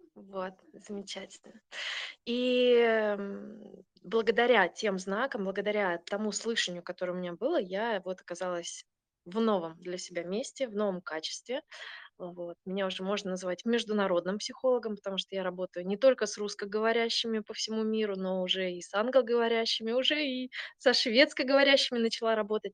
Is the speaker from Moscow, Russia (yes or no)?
no; Saint Petersburg, Russia; moved away as an adult; also born or lived in southern Sweden; now in Sweden; Я сама из Питера, питерская